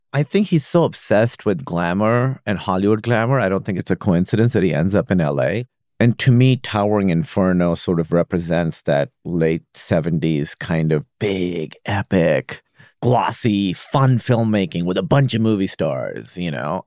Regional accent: Pakistan; now in United States; I grew up in Pakistan

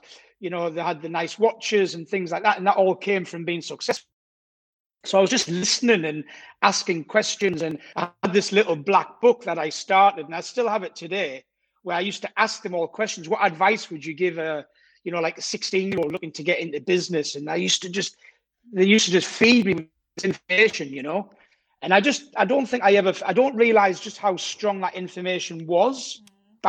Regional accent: Durham, North East England, United Kingdom; accent: Geordie; moved away as an adult; also born or lived in Scotland; now in Cannes, France; Originally, I'm from Durham, so yeah, the northeast of England. So that's where I grew up till I was 25.

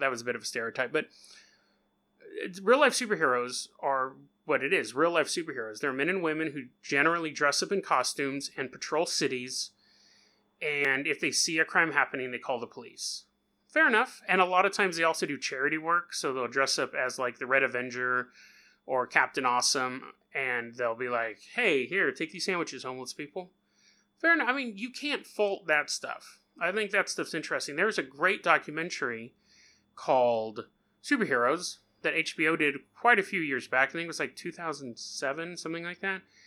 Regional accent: California, United States; I'm from California

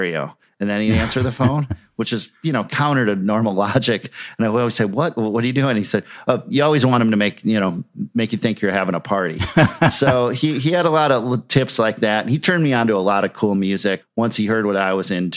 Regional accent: Minneapolis, Minnesota, United States; in Minneapolis. And so having these bands in my hometown

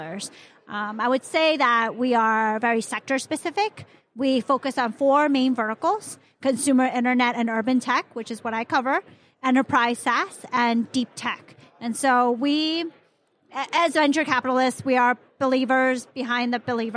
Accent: Hong Kong; moved away; also born or lived in Chicago, United States; I was born in Hong Kong

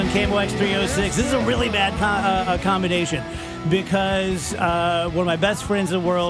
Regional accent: Scotland, United Kingdom; and I'm Scottish

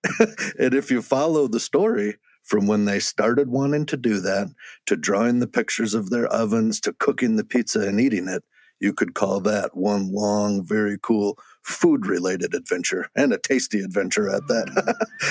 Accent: Wisconsin, United States; when I grew up in Wisconsin

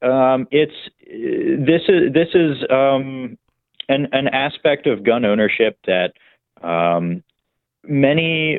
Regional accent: Virginia, United States; moved away; my home state of Virginia

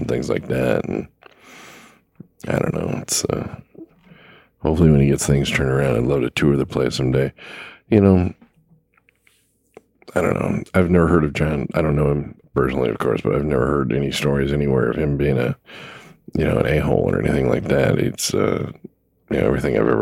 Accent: Los Angeles, California, United States; I grew up in Los Angeles

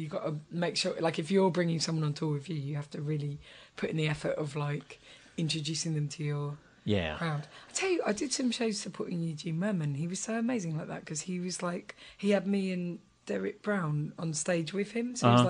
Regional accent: England, United Kingdom; Sorry, I'm English, but it's a more Britishy version of it.

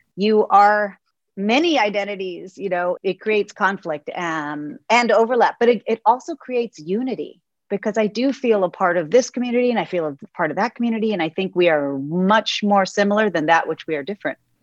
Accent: Texas, United States; as a Texan

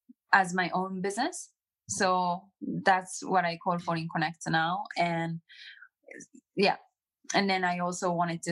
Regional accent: Japan; I was born and raised in Japan. I grew up in Japan entirely

